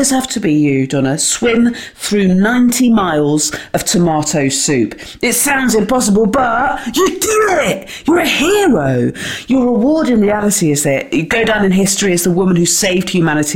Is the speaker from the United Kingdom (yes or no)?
yes; West Country, South West England, United Kingdom; We're both from the West Country on the southwest of England